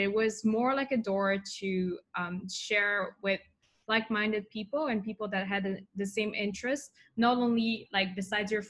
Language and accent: English; Switzerland; moved away as an adult; also born or lived in Tokyo; now in Singapore; in Switzerland. So I was born and grew up there.